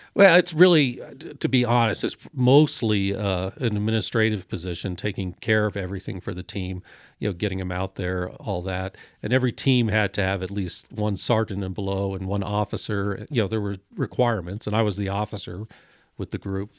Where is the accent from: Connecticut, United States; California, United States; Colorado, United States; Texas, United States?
Colorado, United States; Evergreen; now in Highlands Ranch, United States; Evergreen, born in St. Joe's, and but spent my whole life growing up in Evergreen.